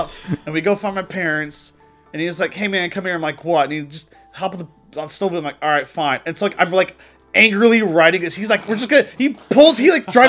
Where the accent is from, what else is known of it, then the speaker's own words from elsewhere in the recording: Texas, United States; I'm from Texas